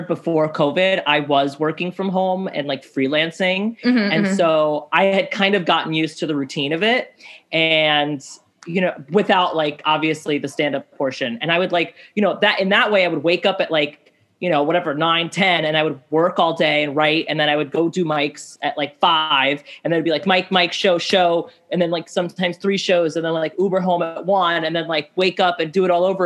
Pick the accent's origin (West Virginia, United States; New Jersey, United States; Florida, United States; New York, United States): New York, United States; New York City; I grew up here. I'm a New Yorker